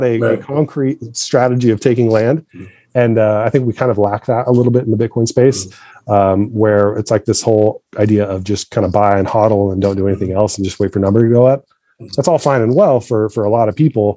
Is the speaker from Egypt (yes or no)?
yes; Egypt; moved away; I'm from Egypt originally